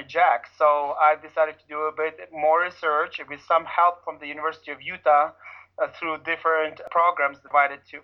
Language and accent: English; Ukraine; moved away as an adult; now in United States; in Ukraine, I grew up in an orphanage